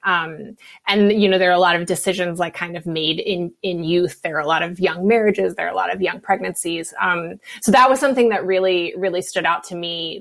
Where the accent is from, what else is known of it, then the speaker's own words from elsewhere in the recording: West Virginia, United States; I'm from West Virginia